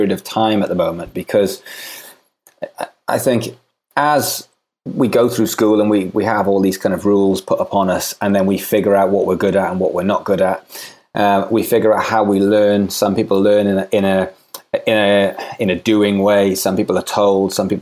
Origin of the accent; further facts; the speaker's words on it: Swansea, Wales, United Kingdom; moved away as an adult; I'm from Swansea in Wales.